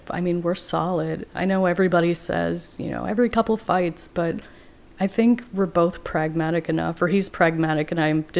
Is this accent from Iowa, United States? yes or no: yes; Iowa, United States; moved away as an adult; also born or lived in Wisconsin / Madison, Wisconsin; now in Baltimore, United States; Um, I'm from Iowa